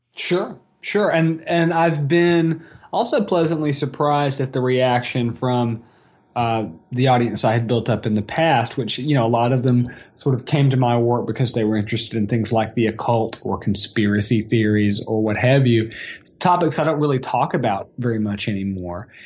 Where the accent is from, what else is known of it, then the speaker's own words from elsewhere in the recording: Atlanta, Georgia, United States; also born or lived in College Park, Georgia / Brighton, United Kingdom / Athens, Georgia; I've ended up moving back to my hometown where I grew up here in suburban Atlanta.